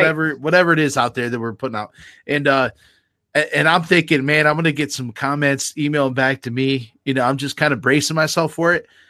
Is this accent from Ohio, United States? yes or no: yes; Garrettsville, Ohio, United States; I grew up in Garrettsville